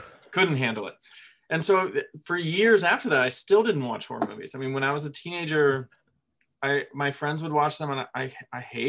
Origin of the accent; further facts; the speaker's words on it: Florida, United States; now in Nashville, United States; I grew up in Florida